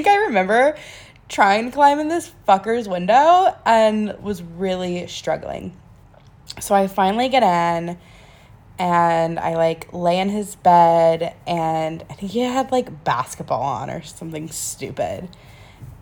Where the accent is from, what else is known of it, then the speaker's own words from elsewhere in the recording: North Carolina, United States; I'm originally from a small little town in North Carolina